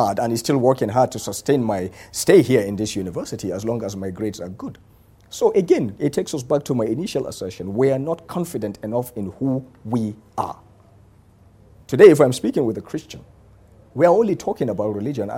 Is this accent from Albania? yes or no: no; Nigeria; I am Nigerian. I'm proud of the green, white, green